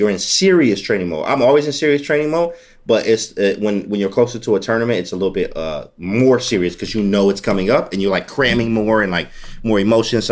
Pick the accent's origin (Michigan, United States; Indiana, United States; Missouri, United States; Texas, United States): Michigan, United States; Detroit; being in inner city Detroit public schools and the small black communities like this